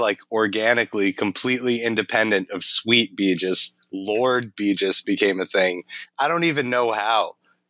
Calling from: Cambridge, Massachusetts, United States; I'm at my apartment in Cambridge, Massachusetts.

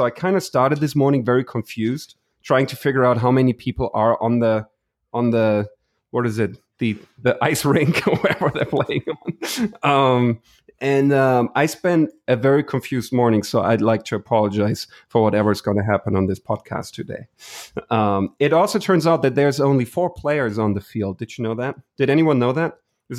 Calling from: Houston, Texas, United States; I'm tuning in from Houston.

